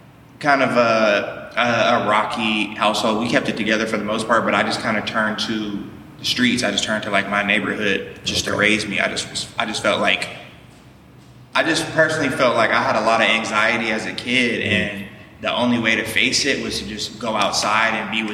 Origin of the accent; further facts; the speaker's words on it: Seattle, Washington, United States; now in North Hollywood, United States; I'm from Seattle. I'm from the west side of Seattle.